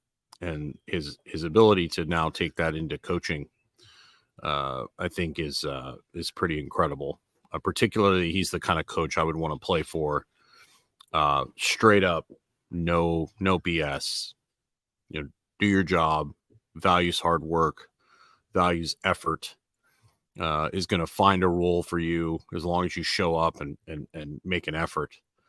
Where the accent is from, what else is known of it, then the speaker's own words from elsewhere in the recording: Canada; I was talking to a friend of mine that I grew up with in Canada